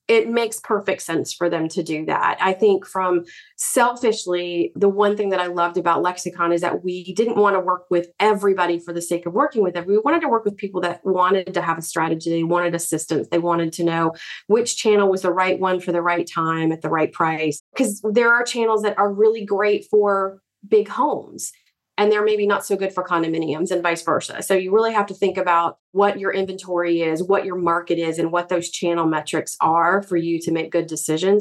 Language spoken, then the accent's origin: English; Virginia, United States; Growing up in Virginia